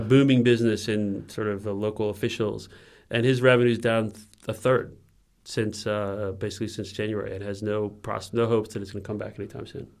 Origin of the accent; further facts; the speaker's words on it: United States; moved away; also born or lived in China; as an American